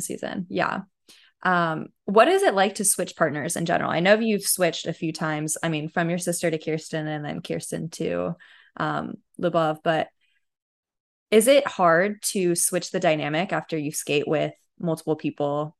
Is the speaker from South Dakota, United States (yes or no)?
no; California, United States; growing up in California